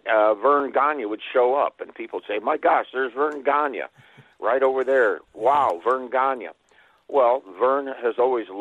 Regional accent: Waterloo, Iowa, United States; I grew up in Waterloo, Iowa

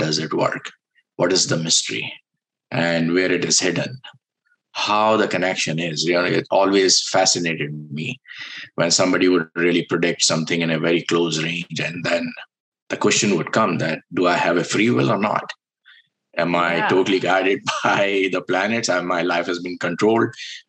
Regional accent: India; I was born in India

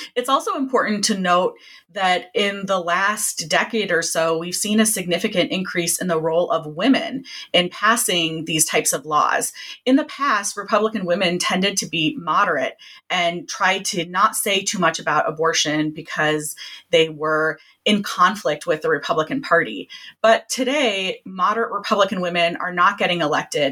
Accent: North Carolina, United States; I'm from North Carolina

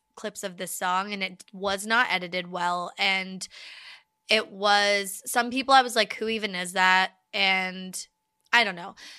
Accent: United States; as an American

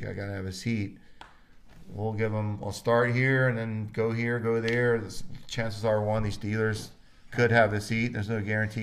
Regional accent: Florida, United States; now in Idaho, United States; I grew up in Florida and I've always been homesick

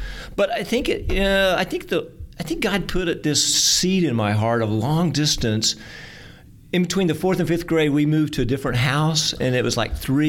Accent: Sapulpa, Oklahoma, United States; I was born in Sapulpa, grew up in Sapulpa. I now live in Sapulpa, and I'm an accountant.

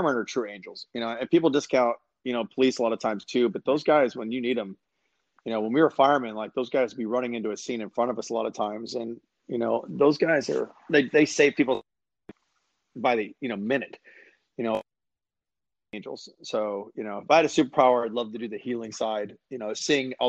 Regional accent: San Antonio, Texas, United States; moved away; also born or lived in Atlanta, Georgia / Louisiana; I grew up in San Antonio too, which is a cool city

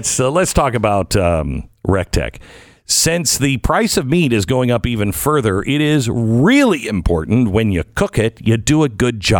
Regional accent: United States; I'm American

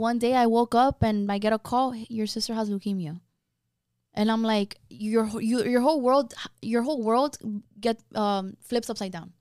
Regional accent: Miami, Florida, United States; I was born and raised in Miami

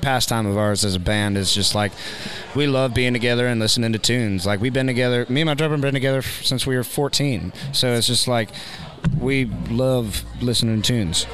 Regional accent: Maryland, United States; Born and raised in Maryland.

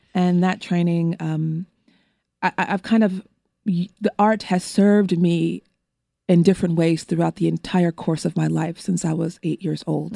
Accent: Los Angeles, California, United States; I was born and raised in an area of Los Angeles in Windsor Hills, View Park, Baldwin Hills, Ladera Heights area

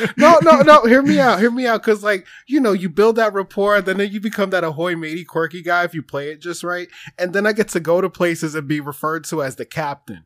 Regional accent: New Jersey, United States; I'm from New Jersey

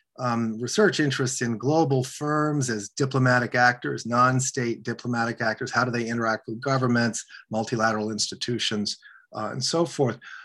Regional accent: Washington, District of Columbia, United States; also born or lived in Bologna, Italy; I grew up in Washington, D.C.

